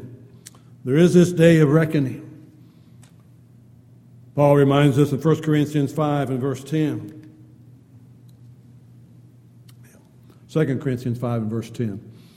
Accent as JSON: {"language": "English", "town": "San Diego", "region": "California", "country": "United States", "tie": "born or raised there", "said": "growing up in San Diego, four of my brother-in-laws were all Navy men."}